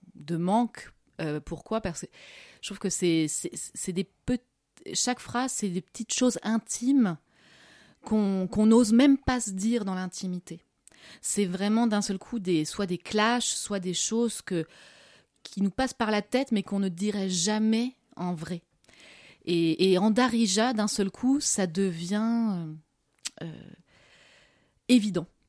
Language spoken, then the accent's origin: French; France; also born or lived in Morocco; je suis française